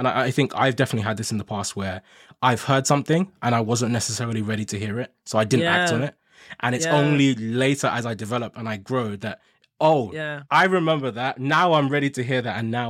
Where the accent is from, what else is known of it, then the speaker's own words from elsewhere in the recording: Nigeria; moved away; I'm originally from Nigeria and I came here with my family from Nigeria.